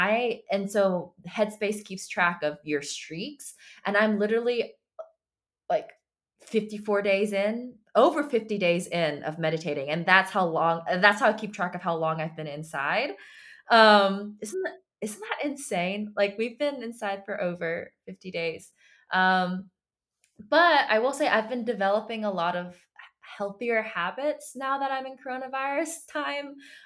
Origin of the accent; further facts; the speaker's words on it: United States; first language Chinese; I was born in America. My parents are from China. And when I was younger, I knew how to speak Chinese first